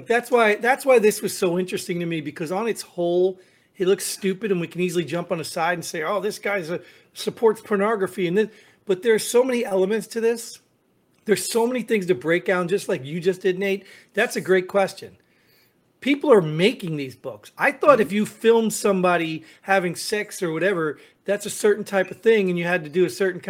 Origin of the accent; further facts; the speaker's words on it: New Jersey, United States; I mean, I came from New Jersey, one of the highest tax states in the country